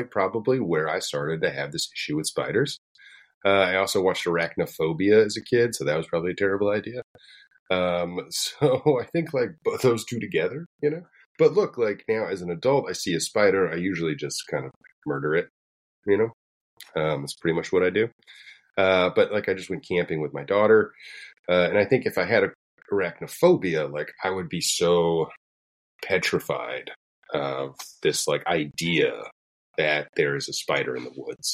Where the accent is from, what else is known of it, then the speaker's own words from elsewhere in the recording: Florida, United States; I'm from Florida